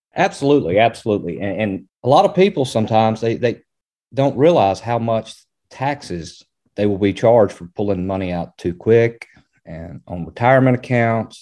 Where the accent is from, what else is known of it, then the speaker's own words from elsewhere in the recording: Springdale, Arkansas, United States; I'm from Arkansas, Springdale, Arkansas, and grew up there.